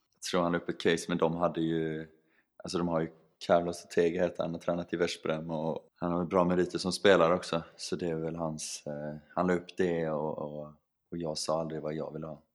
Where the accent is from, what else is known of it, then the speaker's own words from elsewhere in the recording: Sweden; moved away as an adult; som svensk